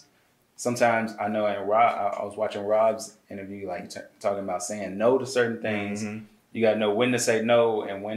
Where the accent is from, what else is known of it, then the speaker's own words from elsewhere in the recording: Birmingham, Alabama, United States; moved away as an adult; also born or lived in Atlanta, Georgia; I'm from Birmingham, smallest city